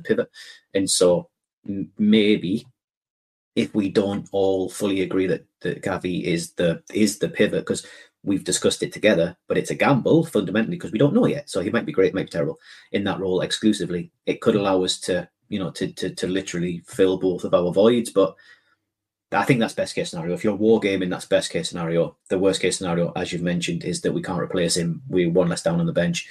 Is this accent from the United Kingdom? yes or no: yes; Scotland, United Kingdom; I'm saying this as a Scot. I'm saying this as a very proud Scot